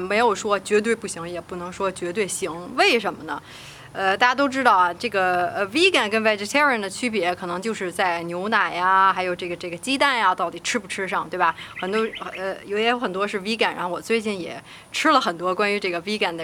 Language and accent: Chinese; Beijing, China; 我是北京的